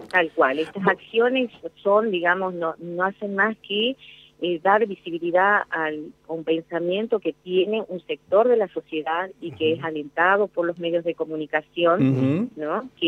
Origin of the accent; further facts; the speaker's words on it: Jujuy, Argentina; moved away as an adult; now in Tucumán, Argentina; Jujuy. Me vine acá a la universidad a estudiar cuando tenía 18 años. Eh, no fue fácil porque en un pueblo donde yo nací, en estamos hablando de la década de los años 80